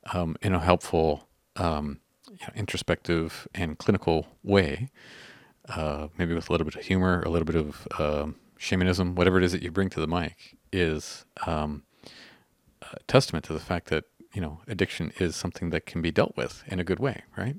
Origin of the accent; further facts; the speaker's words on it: Canada; we're Canadian-y.